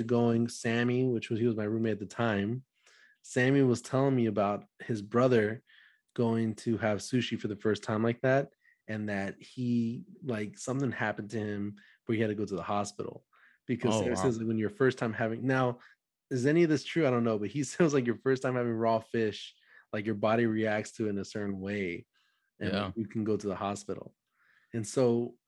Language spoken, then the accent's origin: English; Dallas, Texas, United States; I'm from Dallas, Texas.